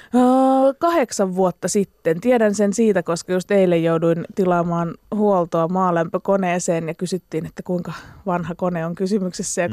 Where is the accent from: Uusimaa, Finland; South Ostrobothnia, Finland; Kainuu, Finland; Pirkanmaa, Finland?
Uusimaa, Finland; Espoo; mähän on niinku Espoon getosta, niin. eli Laaksolahdesta.